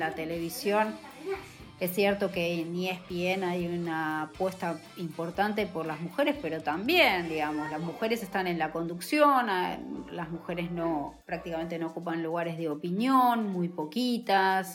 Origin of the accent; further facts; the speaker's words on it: Buenos Aires, Argentina; yo soy de Floresta, pero mis abuelos eran de Caballito